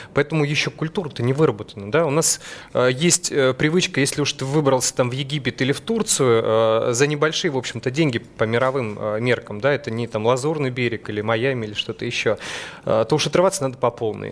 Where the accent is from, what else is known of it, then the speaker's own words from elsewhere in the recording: Krasnoyarsk, Krasnoyarsk Krai, Russia; Я сам э, родился в Красноярске, в Сибири. Э, у нас есть традиция, как бы, у сибиряков